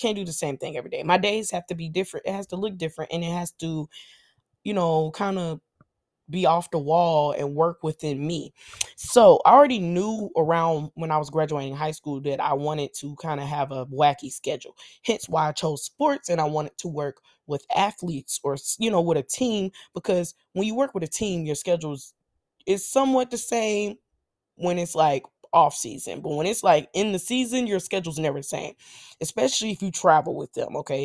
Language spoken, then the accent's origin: English; Nashville, Tennessee, United States; I'm from Nashville